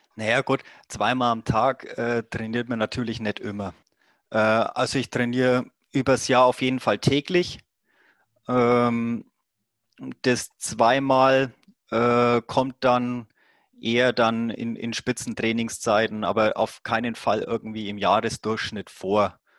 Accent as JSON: {"language": "German", "town": "Roth", "region": "Bavaria", "country": "Germany", "tie": "born or raised there", "accent": "Franconian", "said": "ich komme ja dann aus der Gegend von Rot. Rot, dieses Triathlon-Mekka"}